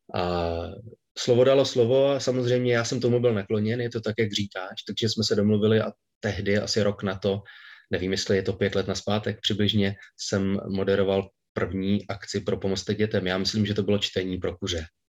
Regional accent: Hradec Králové, Hradec Králové Region, Czechia; Já jsem nejdřív, e, chodil na Gimpl v Hradci Králové, odkud pocházím

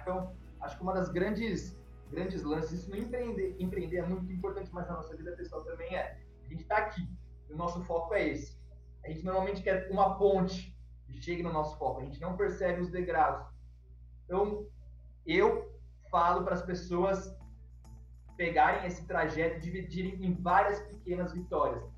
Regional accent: Itajubá, Minas Gerais, Brazil; now in São Paulo, Brazil; Itajubá cidade onde eu nasci

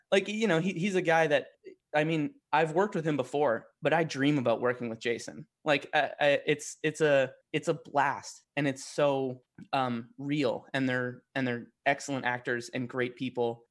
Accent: Edmonton, Alberta, Canada; where I grew up in Edmonton

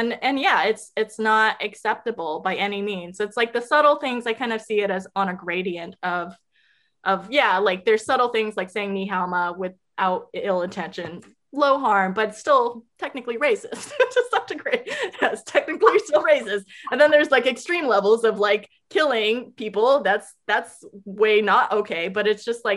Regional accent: California, United States; I'm originally from California

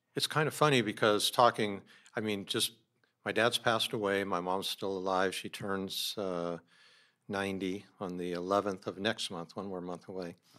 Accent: San Diego, California, United States; also born or lived in Oakland / Bozeman / Montana; I grew up mostly in San Diego

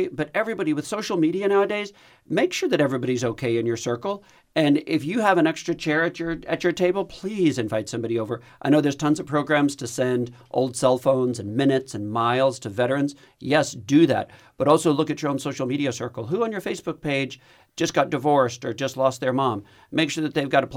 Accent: Texas, United States; I'm Texan

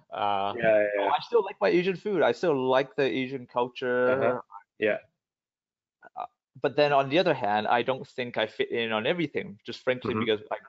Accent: Vancouver, British Columbia, Canada; also born or lived in Hong Kong; I grew up, I was born in Hong Kong and then I grew up here, like I said, in Vancouver, spent my life here

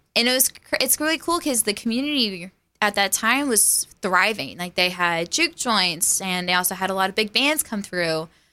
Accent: Hemet, California, United States; moved away as an adult; also born or lived in Waco, Texas; now in Kerrville, United States; my hometown is Hemet, California, which is in, like, deep south

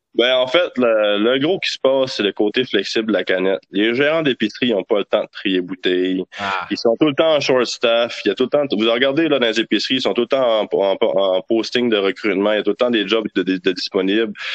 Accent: Gaspésie, Quebec, Canada; je suis gaspésien

